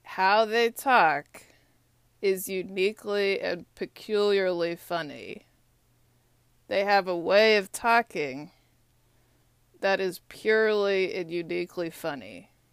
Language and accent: English; Austin, Texas, United States; moved away as an adult; also born or lived in St. Petersburg, Russia; now in Washington, D.C., United States; I'm from Texas. Austin, Texas is my hometown.